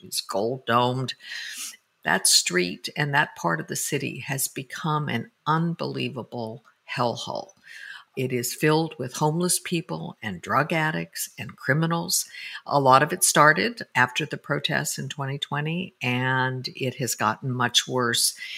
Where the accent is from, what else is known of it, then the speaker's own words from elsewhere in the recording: Denver, Colorado, United States; I used to ride bus number 15 when I was growing up in Denver, Colorado